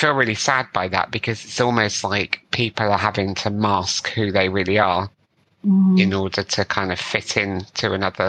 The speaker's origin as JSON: {"language": "English", "region": "South West England", "country": "United Kingdom", "tie": "born or raised there", "accent": "West Country", "said": "Cause I've got a fairly neutral British accent, I would say. I grew up in the West Country. So if you get me on the cider, occasionally my West Country accent comes out and I start sounding like a pirate."}